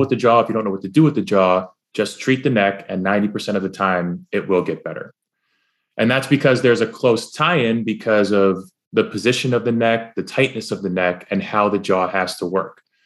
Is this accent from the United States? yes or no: yes; New York, United States; I'm from New, I'm from New York